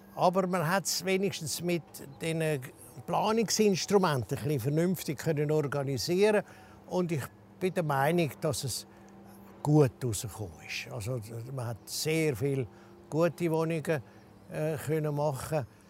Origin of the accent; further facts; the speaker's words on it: Zürich, Switzerland; also born or lived in Zug; Ich bin aufgewachsen in der Stadt Zürich, aber ganz am Rand im Norden oben im sogenannten Reckenholz.